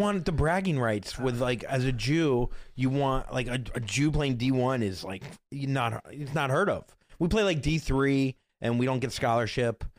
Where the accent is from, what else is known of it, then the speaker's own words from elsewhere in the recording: Florida, United States; moved away as an adult; now in New York, United States; I'm from Florida, born and raised, if you can't tell.